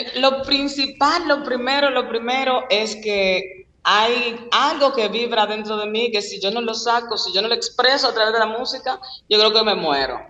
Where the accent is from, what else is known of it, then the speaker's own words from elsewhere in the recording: Dominican Republic; como buenos dominicanos